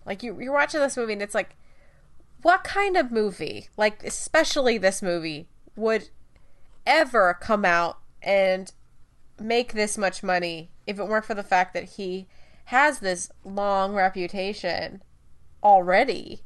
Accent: United States; we're American, just because we're English speakers

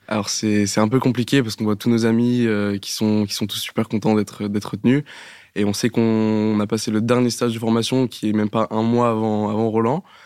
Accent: Normandy, France; je viens de Normandie

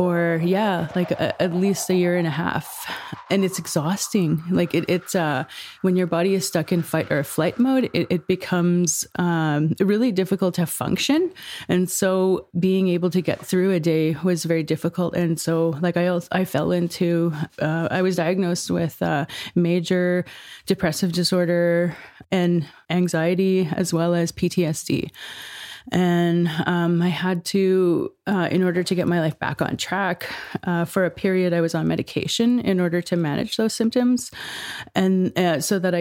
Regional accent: Peawanuck, Ontario, Canada; now in Thunder Bay, Canada; I'm from Pewanik. It's on the Hudson Bay coast

